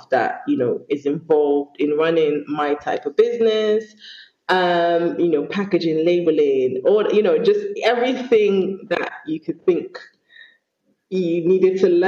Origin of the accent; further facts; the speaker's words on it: Sierra Leone; I'm not Ghanaian, I'm Leonean